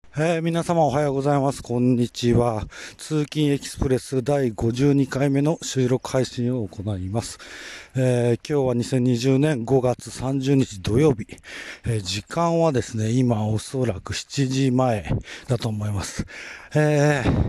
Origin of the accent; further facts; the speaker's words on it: Kanto Plain, Japan; この土地に生まれ育ってる時間が長いので